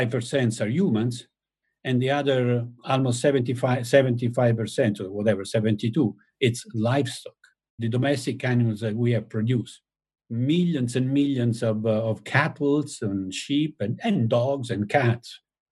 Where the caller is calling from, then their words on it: Tuscany, Italy; I mean, I'm talking now from Tuscany, my house in Tuscany, and I do have wolves in the forest down there.